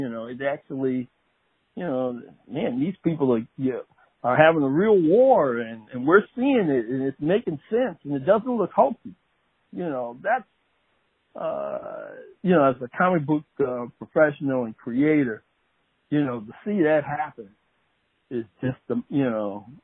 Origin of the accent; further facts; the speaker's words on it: Detroit, Michigan, United States; I grew up in Detroit, Michigan